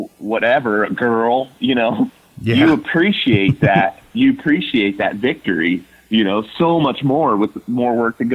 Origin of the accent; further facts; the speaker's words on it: Ohio, United States; my home state in Ohio